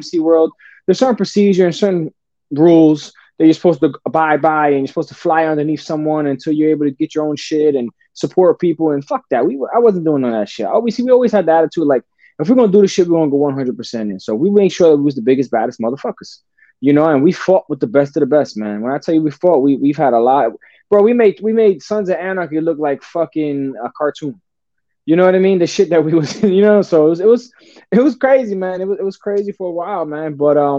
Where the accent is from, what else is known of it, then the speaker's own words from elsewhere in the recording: Newark, New Jersey, United States; also born or lived in Belleville, New Jersey; I was born and raised in Newark and Belleville, New Jersey, back and forth from Newark, New Jersey, Belleville, back and forth, right there on the border